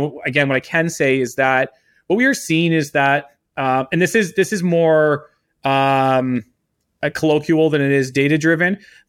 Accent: Canada; I'm Canadian, and look, I've been accused of worse, but I'm not a communist either.

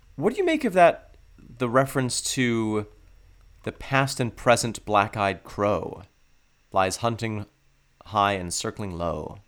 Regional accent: upstate New York, United States; born or raised there

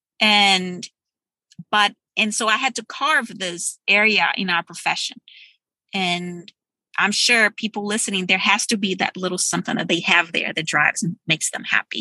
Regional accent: Brazil; first language Portuguese; English is a second language; moved away as an adult; now in Texas, United States; growing up in Brazil in a really poor neighborhood

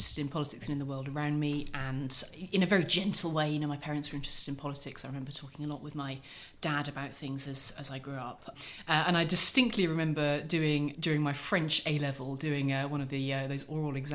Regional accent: Norfolk, East of England, United Kingdom; growing up in Norfolk

